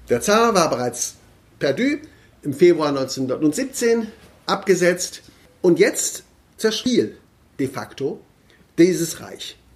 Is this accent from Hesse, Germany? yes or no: yes; Kassel, Hesse, Germany; ich kann das jetzt hier in Baden-Württemberg nicht sagen, aber in Kassel, äh, wo ich herkomme, können wir es gut nachzeichnen.